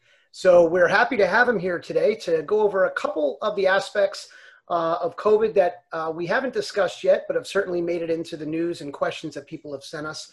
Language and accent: English; New Jersey, United States; I'm from New Jersey.